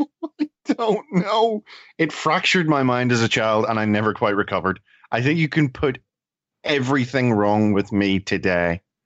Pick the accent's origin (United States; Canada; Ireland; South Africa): Ireland; I'm Irish.